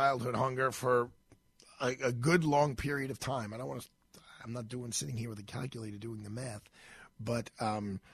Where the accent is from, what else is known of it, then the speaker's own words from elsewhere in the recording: New York, United States; As a New Yorker